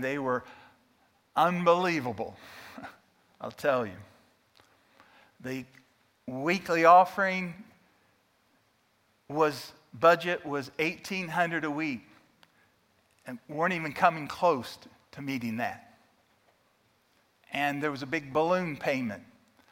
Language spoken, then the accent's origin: English; Indiana, United States; moved away as an adult; Susan and I grew up in Indiana